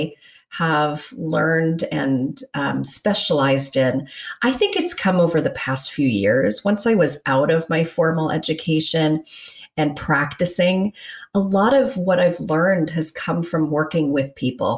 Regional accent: Toronto, Ontario, Canada; moved away as an adult; now in Minnesota, United States; I'm from Toronto originally. That's where I grew up, and that's where I went to my undergrad at York University

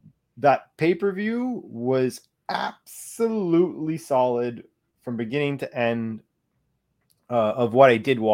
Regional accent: Canada; we're Canadian.

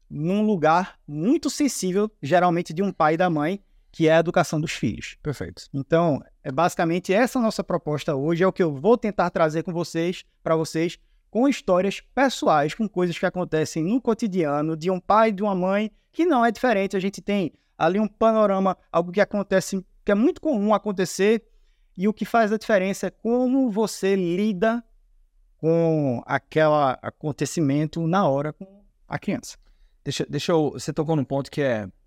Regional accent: Recife, Pernambuco, Brazil; eu sou natural aqui de Recife, somos conterrâneos.

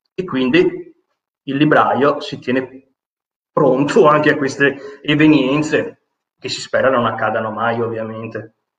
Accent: Venice, Veneto, Italy; Io sono veneziano

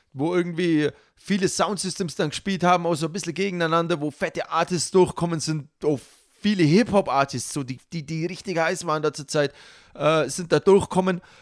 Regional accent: Allgäu, Germany; bei uns im Allgäu

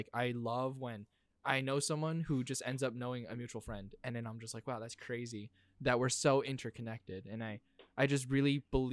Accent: Syosset, New York, United States; Me and Darren both went to Syosset High School. So I'm from Long Island, New York.

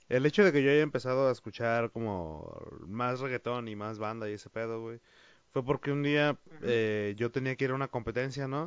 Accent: Mexico; aquí en México somos muy

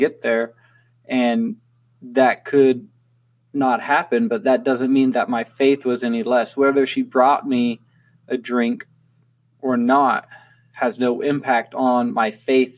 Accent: California, United States; I grew up in California

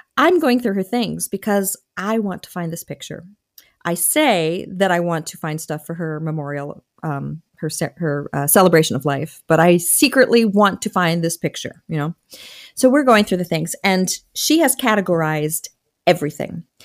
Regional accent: Michigan, United States; born or raised there; also born or lived in Wilmington, Delaware

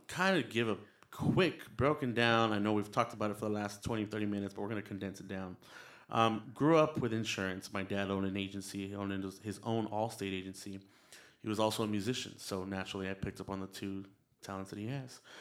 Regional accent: El Paso, Texas, United States; also born or lived in San Antonio, Texas; I was raised in El Paso, Texas

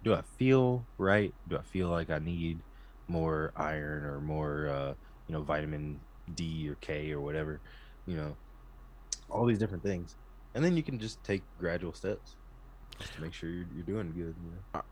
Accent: Texas, United States; growing up in Texas, you know, I was, like, raised on barbecue and Whataburger

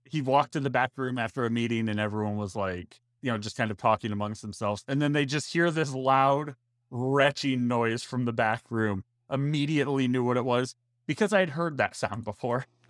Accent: Ohio, United States; also born or lived in Orlando, Florida; now in Florida, United States; I was born and raised there

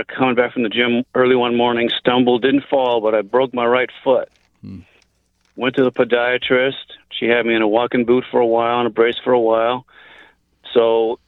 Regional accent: Los Angeles, California, United States; I grew up in L.A., and my father was an orthopedic surgeon.

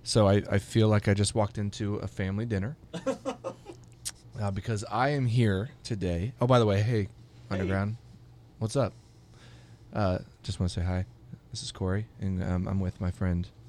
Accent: Hawaii, United States; now in Kansas City, United States; I was born in Hawaii.

